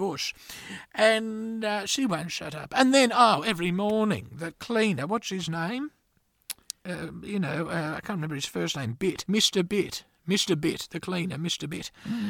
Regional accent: Gympie, Queensland, Australia; I grew up in Gympie, which is up in Queensland

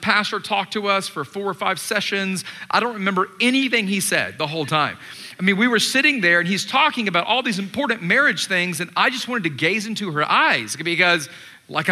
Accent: Atlanta, Georgia, United States; moved away; I grew up in Atlanta. I was born and raised there

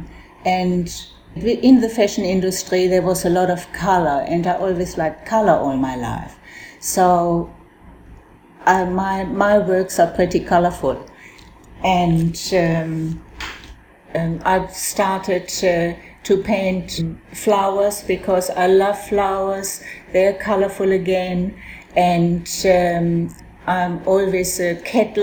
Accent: Germany; now in Australia; I was born in Germany and I came to Australia in 1960

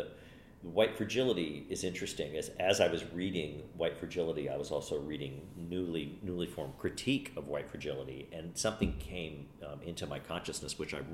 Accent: United States; I grew up in America like everybody else

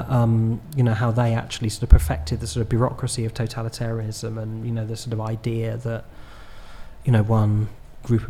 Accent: Horley, South East England, United Kingdom; now in London, United Kingdom; my hometown, which is Hawley in Surrey near Gatwick Airport

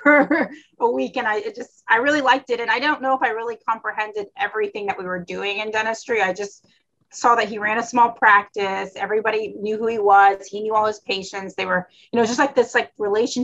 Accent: Florida, United States; also born or lived in Tennessee; I'm from Florida

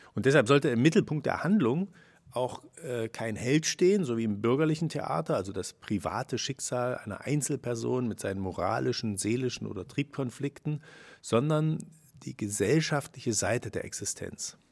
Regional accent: Chemnitz, Saxony, Germany; bin ja in Karl-Marx-Stadt oder Chemnitz aufgewachsen

